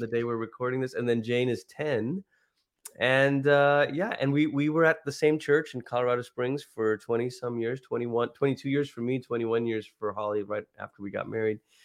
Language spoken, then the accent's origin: English; Malaysia; also born or lived in Oklahoma; now in United States; growing up in Malaysia, so I'm a first generation immigrant